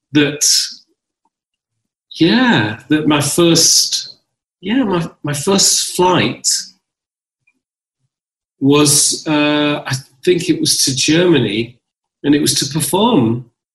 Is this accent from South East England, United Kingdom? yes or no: no; Lancashire, North West England, United Kingdom; also born or lived in Ethiopia; now in London, United Kingdom; I was brought up in Lancashire and in the north